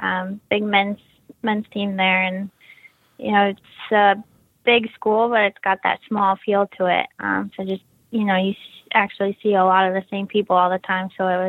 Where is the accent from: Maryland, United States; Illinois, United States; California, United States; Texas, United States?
Illinois, United States; Plainfield; I actually grew up in a suburb just outside of Chicago called Plainfield in Illinois.